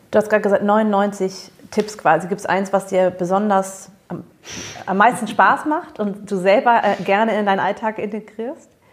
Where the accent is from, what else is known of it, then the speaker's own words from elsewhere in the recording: Germany; also born or lived in United States; als Amerikanerin war ich schon von dem Klischee der Deutschen, also ich bin ja hier aufgewachsen, aber ich bin amerikanisch aufgewachsen